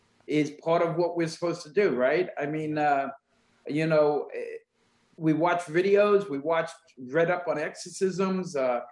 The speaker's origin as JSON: {"language": "English", "region": "New Jersey", "country": "United States", "said": "We're two guys from New Jersey."}